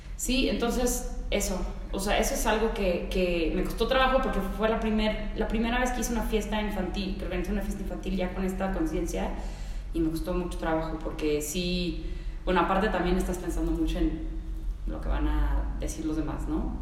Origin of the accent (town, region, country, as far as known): Mexico City, Mexico; born or raised there; also born or lived in Mérida, Mexico / United States